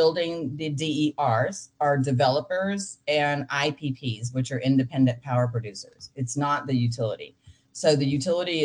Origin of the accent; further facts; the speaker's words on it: Texas, United States; I'm from Texas and we kind of think we're special